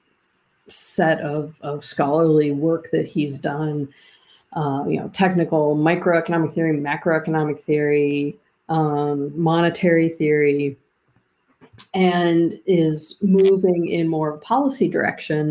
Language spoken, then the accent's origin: English; Pittsburgh, Pennsylvania, United States; my hometown of Pittsburgh